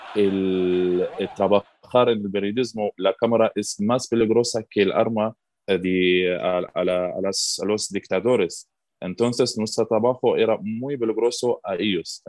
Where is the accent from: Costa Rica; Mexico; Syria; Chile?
Syria; Spanish is a second language; moved away as an adult; also born or lived in Turkey; now in Madrid, Spain; yo soy periodista de Siria